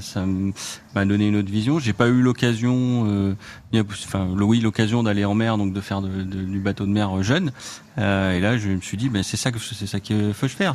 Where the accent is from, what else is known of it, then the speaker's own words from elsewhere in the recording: Orléans, Centre-Val de Loire, France; je suis orléanais. Euh, je suis né à Orléans, j'ai vécu jusqu'à jusqu'à mes grandes études sur Orléans